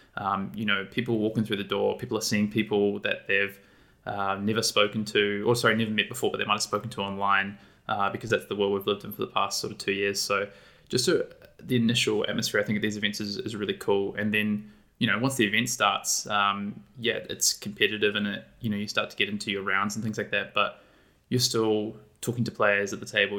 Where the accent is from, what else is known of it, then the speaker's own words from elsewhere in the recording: New Zealand; moved away as an adult; now in Sydney, Australia; I live in Australia. I'm actually originally from New Zealand, though, but I've, um, been here in Sydney, Australia for five years